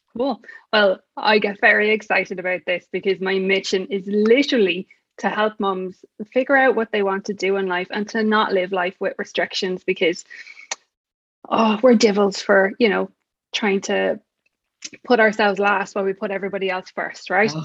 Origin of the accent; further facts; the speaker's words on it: Ireland; I'm definitely not from America. No, I'm from Ireland